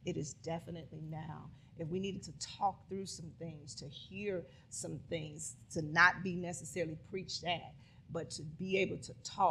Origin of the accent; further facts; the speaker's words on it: the North, United States; I'm from the North